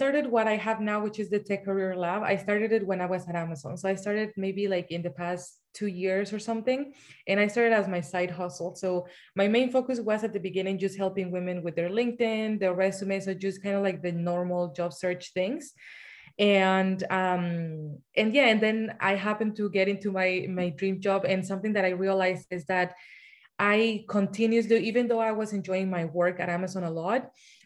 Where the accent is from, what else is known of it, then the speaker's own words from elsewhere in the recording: Mexico; moved away as an adult; also born or lived in Seattle, Washington, United States; now in United States; So I'm originally from Mexico. And so I migrated from Mexico to the US when I was 19 years old.